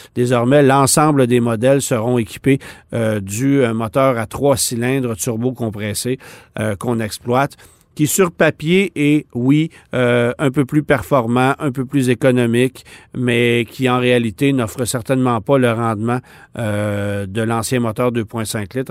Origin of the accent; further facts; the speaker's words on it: Canada; chez nous à Alliston en Ontario